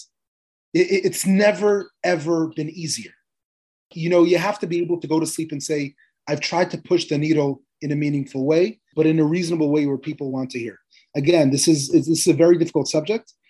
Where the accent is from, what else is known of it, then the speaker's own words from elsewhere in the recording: Moscow, Russia; also born or lived in Manhattan, United States; now in New York, United States; I grew up in Moscow